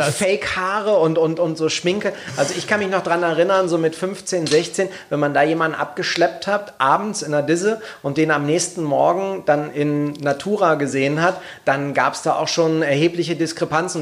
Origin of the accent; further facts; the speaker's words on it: Berlin, Germany; aus meiner alten Heimat aus Kreuzberg